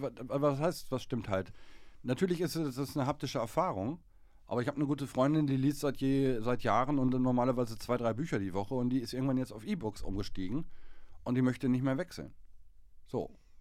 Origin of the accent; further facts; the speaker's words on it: Germany; wir als Deutsche